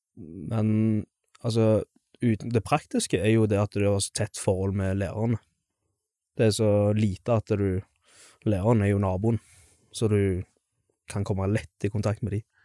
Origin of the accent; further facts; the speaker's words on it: Stavanger, Rogaland, Norway; moved away as an adult; also born or lived in Skjelta; now in Stord, Norway; som du kanskje hører, så er jeg jo fra Stavanger. Eh, født og oppvokst.